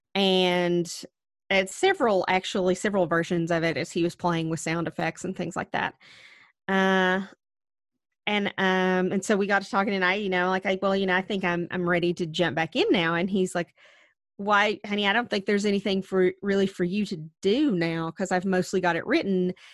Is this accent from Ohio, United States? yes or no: no; Wise County, Virginia, United States; back home to Wise County, where we grew up in Virginia